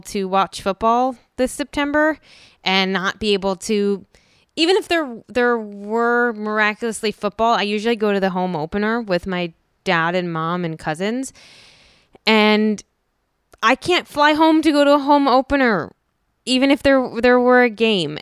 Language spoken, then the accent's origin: English; Philadelphia, Pennsylvania, United States; moved away; I grew up in Philadelphia